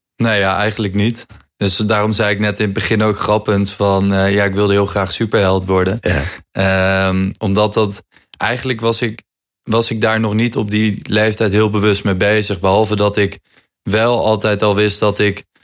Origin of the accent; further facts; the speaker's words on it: Hoevelaken, Gelderland, Netherlands; Hoevelaken. Dat is het dorpje waar ik vandaan kom